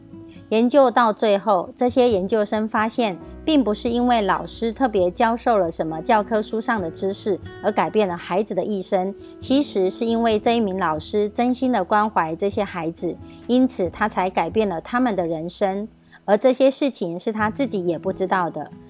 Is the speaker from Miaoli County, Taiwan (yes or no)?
yes; Miaoli County, Taiwan; 今天要为大家导读的主题是“赢在影响力”。